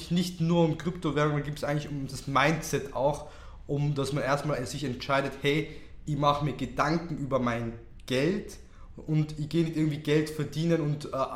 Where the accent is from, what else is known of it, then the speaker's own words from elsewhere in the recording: Tyrol, Austria; accent: Tyrolean; Ja, ganz im Tiroler Dialekt. Danke da zu sein. Ja, danke da. Und ja, also geboren und aufgewachsen bin ich in Tirol und habe da die Tourismusschule besucht.